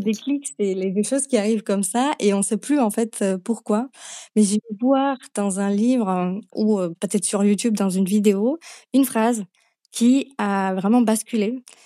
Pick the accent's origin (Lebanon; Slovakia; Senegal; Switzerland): Slovakia; French is a second language; moved away as an adult; now in France; d'où vient cet accent, je viens de Slovaquie à la base